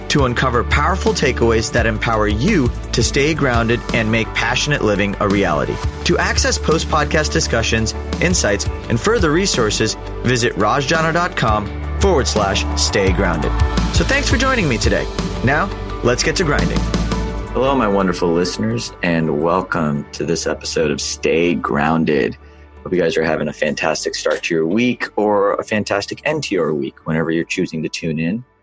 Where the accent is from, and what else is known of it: the South, United States; born or raised there